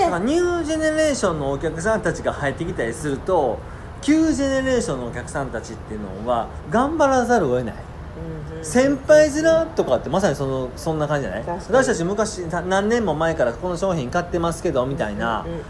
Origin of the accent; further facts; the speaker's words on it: Kansai, Japan; 僕も関西ですけれども